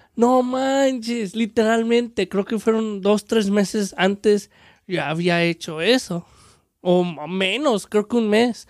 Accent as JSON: {"language": "Spanish", "region": "Aguascalientes", "country": "Mexico", "moved": "yes", "lives_now": "United States", "said": "somos de Aguascalientes"}